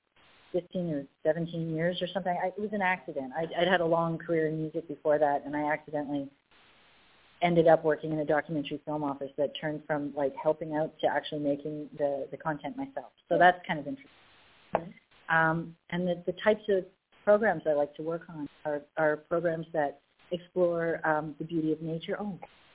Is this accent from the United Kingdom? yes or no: no; Winnipeg, Manitoba, Canada; I'm from Canada, Peg Canada, Winnipeg, a Winnipegan